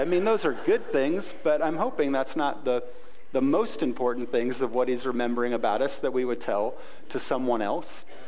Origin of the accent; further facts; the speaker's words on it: United States; We're nice Americans